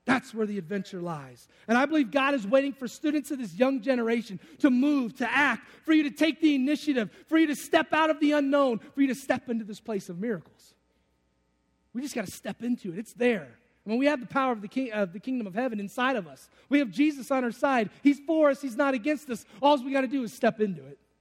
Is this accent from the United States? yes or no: yes; Detroit, Michigan, United States; I'm from Detroit